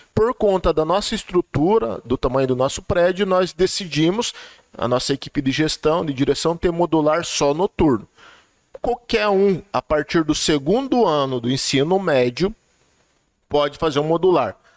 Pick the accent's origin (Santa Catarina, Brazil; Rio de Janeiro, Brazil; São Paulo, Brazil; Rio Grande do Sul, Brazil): São Paulo, Brazil; Cajati; eu sou de Cajati, eu sou cajatiense